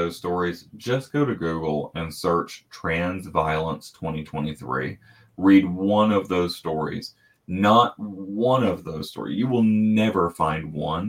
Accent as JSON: {"language": "English", "region": "South Georgia", "country": "United States", "tie": "born or raised there", "said": "my experience growing up in South Georgia"}